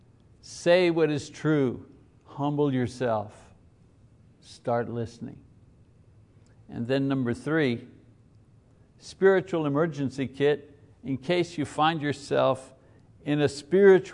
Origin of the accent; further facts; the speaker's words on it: Quebec, Canada; you were a Catholic and you were growing up in Quebec in the 50s, which I was.